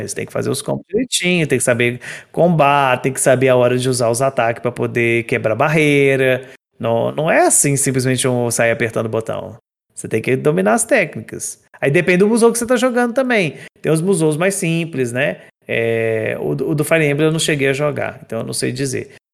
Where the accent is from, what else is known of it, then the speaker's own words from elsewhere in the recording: Minas Gerais, Brazil; eu sou de Minas. E eu moro no interior